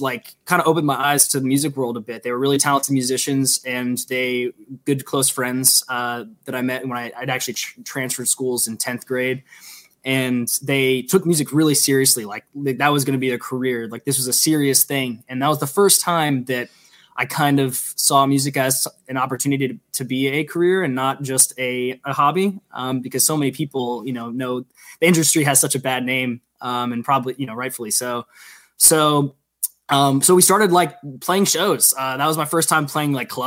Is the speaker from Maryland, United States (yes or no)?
yes; Silver Spring, Maryland, United States; also born or lived in Washington, D.C.; I'm from Maryland, a not so small town called Silver Spring, Maryland